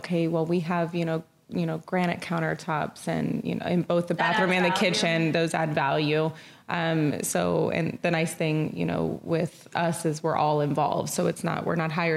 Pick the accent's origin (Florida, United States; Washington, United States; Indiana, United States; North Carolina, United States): Florida, United States; Orlando; I'm from Orlando